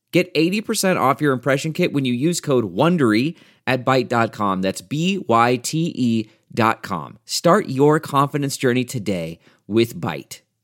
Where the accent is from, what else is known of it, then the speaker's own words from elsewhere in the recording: New York, United States; now in Los Angeles, United States; I grew up in New York